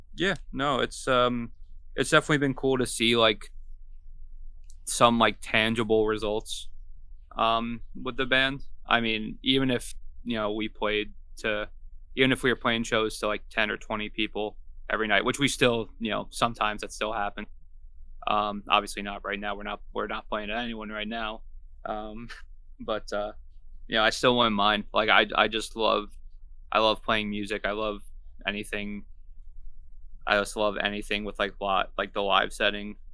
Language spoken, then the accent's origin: English; Long Island, New York, United States; moved away as an adult; also born or lived in Savannah, Georgia; now in Florida, United States; I'm from Long Island originally. Uh, I lived there until I was about twenty-two, twenty-three